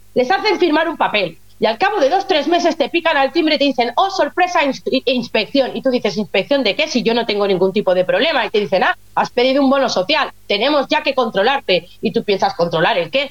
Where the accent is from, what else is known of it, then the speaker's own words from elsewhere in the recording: Lleida, Catalonia, Spain; moved away as an adult; now in Germany; en Lérida, en Lleida Capital, de donde yo soy